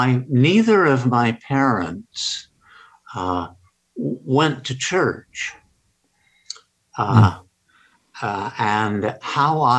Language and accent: English; Ogden, Utah, United States; moved away; also born or lived in New Haven, Connecticut / Los Angeles, California / Oxford, England; I was born in Ogden, Utah, back in 1937.